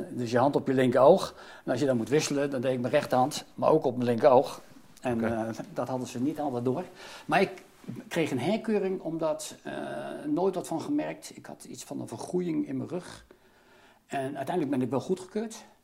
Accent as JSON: {"language": "Dutch", "town": "The Hague", "region": "South Holland", "country": "Netherlands", "tie": "born or raised there", "said": "Ik ben geboren getogen in Den Haag, opgegroeid in de Schilderswijk."}